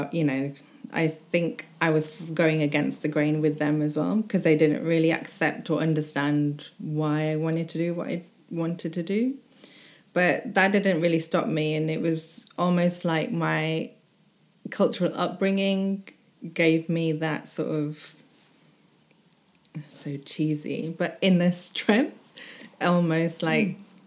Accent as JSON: {"language": "English", "country": "United Kingdom", "said": "I say I'm British mainly. South Asian British sometimes."}